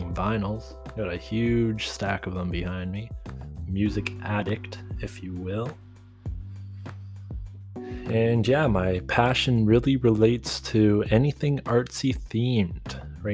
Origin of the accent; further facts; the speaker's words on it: Vancouver, British Columbia, Canada; I'm from Canada, Vancouver